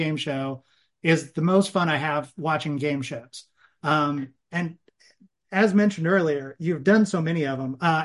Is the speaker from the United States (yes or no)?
yes; Southern Illinois, United States; I'm from Southern Illinois